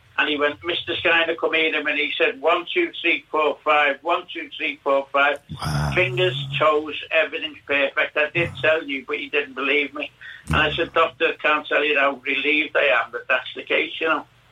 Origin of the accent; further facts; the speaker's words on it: Liverpool, North West England, United Kingdom; now in Fuerteventura, Spain; I was brought up in Liverpool, late in Lodge Lane, in Soxton